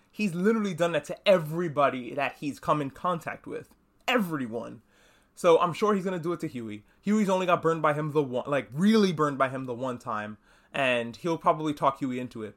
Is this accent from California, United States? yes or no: no; New York, United States; I'm from New York